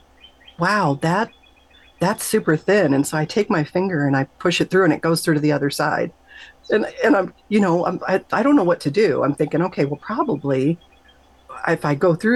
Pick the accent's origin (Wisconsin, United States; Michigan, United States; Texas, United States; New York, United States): Michigan, United States; I grew up in Michigan